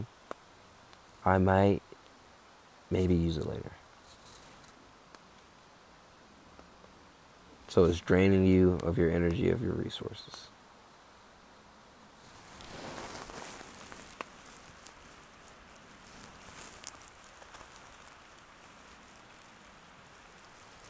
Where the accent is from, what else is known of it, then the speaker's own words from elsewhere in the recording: Chicago, Illinois, United States; I'm from Chicago